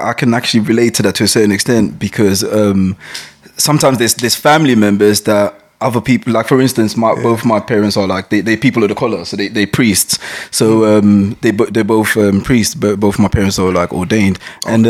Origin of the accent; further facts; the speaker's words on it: Ghana; yeah, there's a lot of those in Ghana. I'm, i mean, I'm Ghanaian. Um, yeah. I was born there actually.